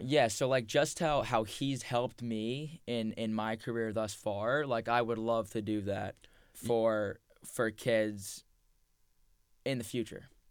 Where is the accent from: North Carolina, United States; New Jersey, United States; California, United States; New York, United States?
New Jersey, United States; Point Pleasant Beach; we grew up in Point Pleasant Beach. Like. Yep a town one square mile